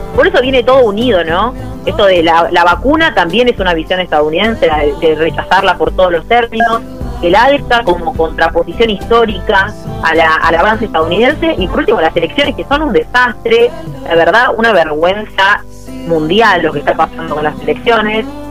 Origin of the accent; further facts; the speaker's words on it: Argentina; tenemos como Argentina dos desafíos